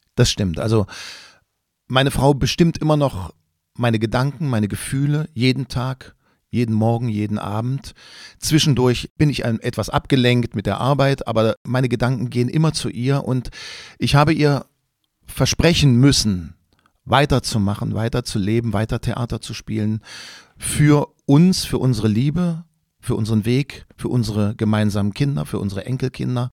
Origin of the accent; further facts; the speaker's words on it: Quedlinburg, Saxony-Anhalt, Germany; ich bin in Quedlinburg im Harz groß geworden